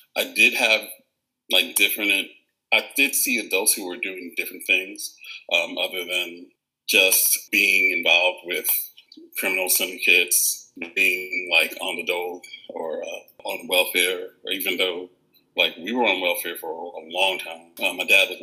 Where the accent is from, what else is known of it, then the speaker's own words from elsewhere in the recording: New York City, New York, United States; moved away as an adult; also born or lived in Queens, New York / Washington, District of Columbia, United States / Maryland; now in Chicago, United States; I'm from Brooklyn, New York, also from Roseville, and also from Queens